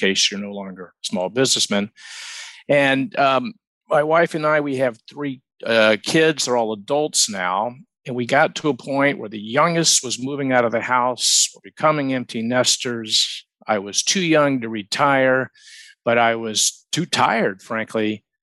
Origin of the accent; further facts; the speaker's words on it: Atlanta, Georgia, United States; moved away as an adult; also born or lived in Phoenix, Arizona; now in Charleston, United States; Born and raised in Atlanta